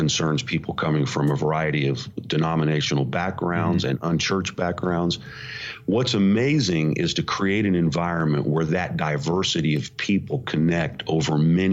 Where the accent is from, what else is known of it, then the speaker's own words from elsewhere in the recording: Indiana, United States; moved away as an adult; also born or lived in suburb of New York City; now in New York City suburb, United States; I'm from Indiana, so I am an unlikely guy to be leading a successful congregation in a suburb of New York City